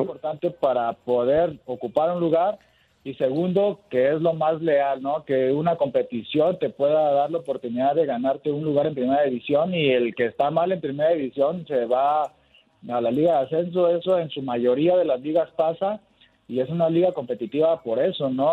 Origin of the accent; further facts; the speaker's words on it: Mexico; Somos cinco los mexicanos que hemos jugado en Argentina